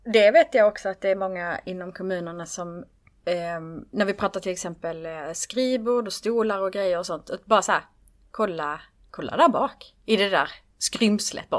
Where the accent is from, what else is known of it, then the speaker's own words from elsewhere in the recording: Skåne, Sweden; Jag är i Skåning